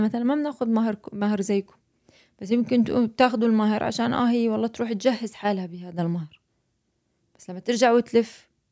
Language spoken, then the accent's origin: Arabic; Jordan; moved away as an adult; now in United States; انا اردنيه وهنا في امريكا استقرينا